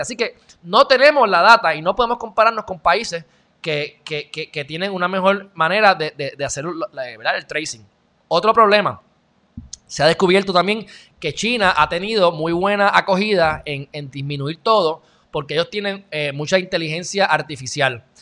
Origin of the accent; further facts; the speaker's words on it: Puerto Rico; yo soy más puertorriqueño que los puertorriqueños